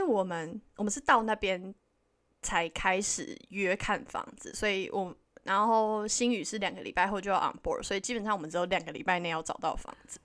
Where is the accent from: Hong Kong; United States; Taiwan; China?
Taiwan; moved away as an adult; now in Vancouver, Canada; 我们是台湾人